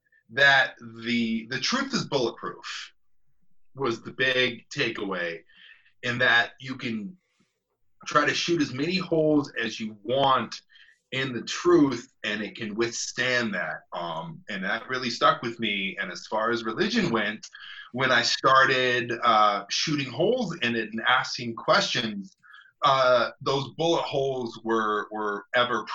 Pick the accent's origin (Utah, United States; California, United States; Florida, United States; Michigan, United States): Utah, United States; Jordan and I are tried and true Utah Countyers, Utah Countyites